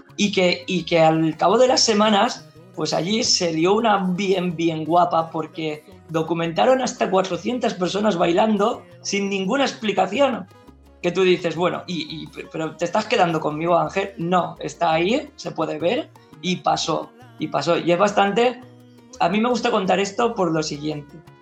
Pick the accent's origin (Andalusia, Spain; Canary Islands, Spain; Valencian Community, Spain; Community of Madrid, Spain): Valencian Community, Spain; como buenos valencianos en fallas